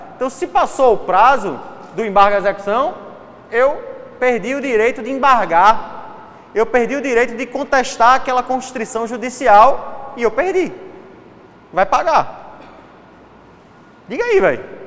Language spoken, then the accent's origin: Portuguese; Recife, Pernambuco, Brazil; accent: Recife; de Recife